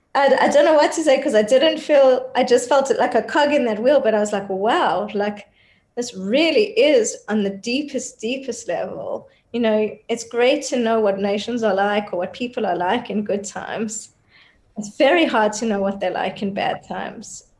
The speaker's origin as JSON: {"language": "English", "country": "Australia", "tie": "born or raised there", "also_born_or_lived": "South Africa", "moved": "as an adult", "lives_now": "Israel", "said": "I was born in South Africa, but I grew up in Australia and then moved to Israel in my 20s."}